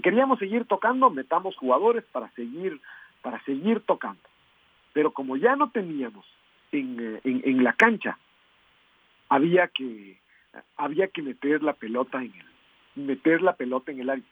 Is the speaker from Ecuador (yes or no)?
yes; Ecuador; vemos nuestras opiniones como ecuatorianos